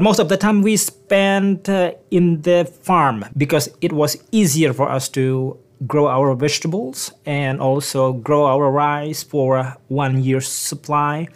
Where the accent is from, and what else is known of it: Bangka Belitung Islands, Indonesia; born or raised there; English is a second language; moved away as an adult; also born or lived in Yogyakarta, Indonesia; now in Newfoundland, Canada